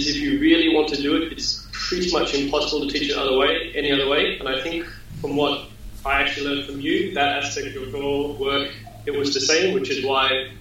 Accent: Australia; I'm Australian.

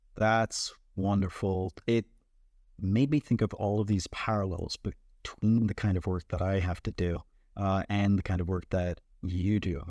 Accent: Jamaica; I am born and raised in Jamaica

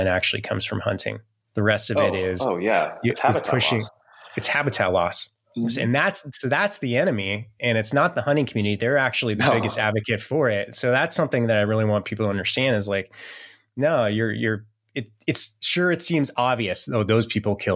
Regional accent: San Francisco Bay Area, California, United States; now in Montana, United States; I grew up in the San Francisco Bay Area, in the Silicon Valley before it was the Silicon Valley

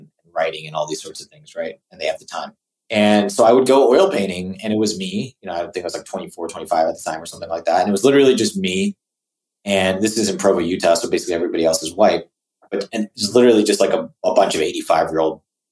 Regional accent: Singapore; moved away; also born or lived in California; I grew up in Singapore

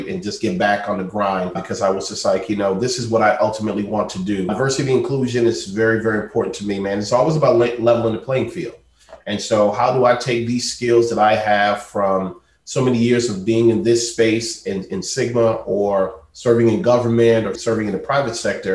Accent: Spring Lake, North Carolina, United States; I grew up, you know, in a small town in North Carolina

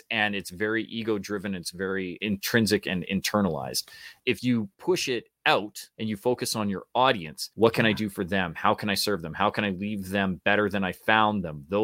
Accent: Canada; because we're Canadian too.

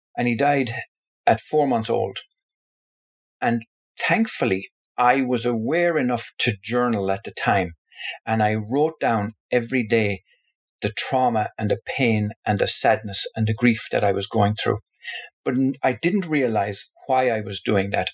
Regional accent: Tipperary, Munster, Ireland; my home, where I was born in Tipperary in the Republic of Ireland

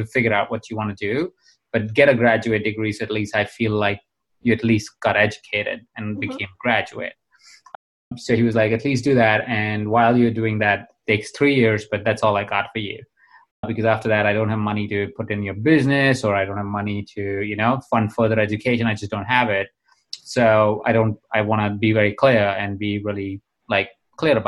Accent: Jaipur, Rajasthan, India; I was born in India. I was born in a small town in India called Jaipur.

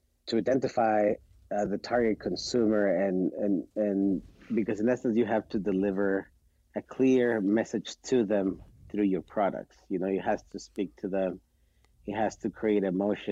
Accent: Mexico City, Mexico; moved away as an adult; also born or lived in Querétaro, Mexico / Utah, United States; now in United States; I am originally from Mexico City. And my family, we live in a city 2 hours north of Mexico City called Querétaro. And that's where we've been for the last 20 years.

